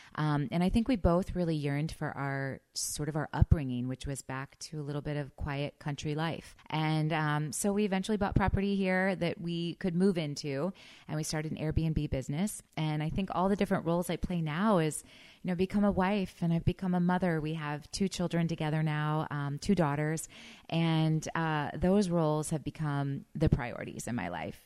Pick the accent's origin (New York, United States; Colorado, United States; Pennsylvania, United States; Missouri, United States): Missouri, United States; I grew up in Missouri